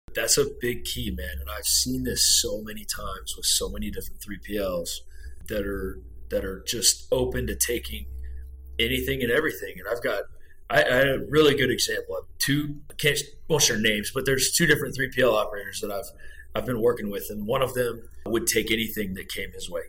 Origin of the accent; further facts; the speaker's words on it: Brownfield, Texas, United States; now in Dallas, United States; I grew up on a farm out in Brownfield, Texas